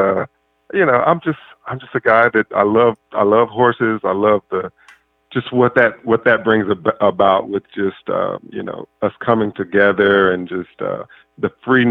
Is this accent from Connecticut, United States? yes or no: no; Mississippi, United States; now in California, United States; growing up in Mississippi